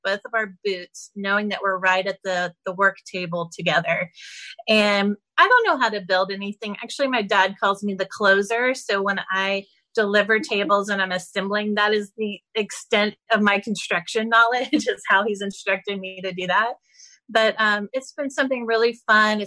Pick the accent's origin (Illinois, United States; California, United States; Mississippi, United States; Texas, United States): Texas, United States; I'm such a Texan